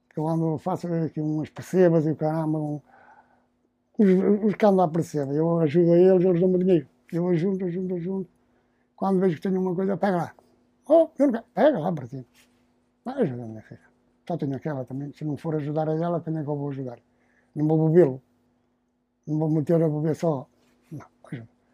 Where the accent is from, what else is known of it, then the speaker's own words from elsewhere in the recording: Matosinhos, Norte, Portugal; Nasci aqui, nasci aqui, fui criado aqui